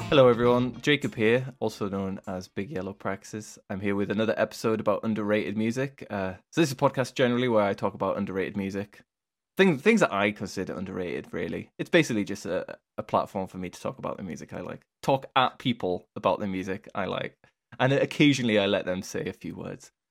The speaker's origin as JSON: {"language": "English", "country": "United Kingdom", "said": "it sounds weird as a British person being like, \"Bruschetta.\""}